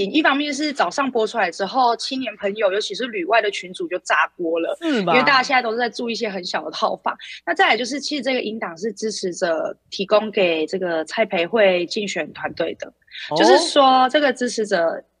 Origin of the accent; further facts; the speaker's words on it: Nantou County, Taiwan; 哇，他对平价定义跟我们南投人不一样。